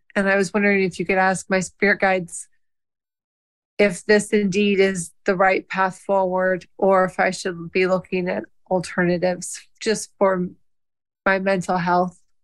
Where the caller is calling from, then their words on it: South Bend, Indiana, United States; I'm calling in from South Bend, Indiana.